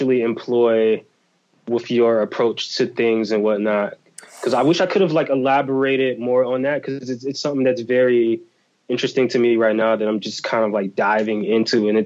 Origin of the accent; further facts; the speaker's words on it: United States; accent: American; as soon as I would open my mouth and they would hear my accent, they'd be like, oh, he's American